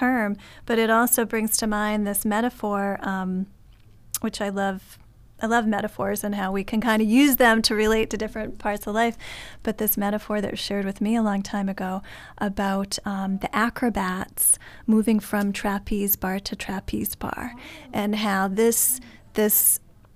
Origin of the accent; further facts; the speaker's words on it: New England, United States; also born or lived in San Francisco Bay Area, United States; now in Chicago, United States; I'm originally not from Chicago. I grew up on the East Coast in New England